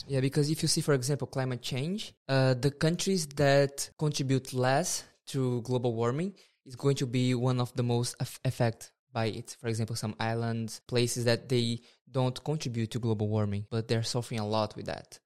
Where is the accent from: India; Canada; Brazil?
Brazil; moved away as an adult; now in Norway; I'm from Brazil, and I've been in Norway for some time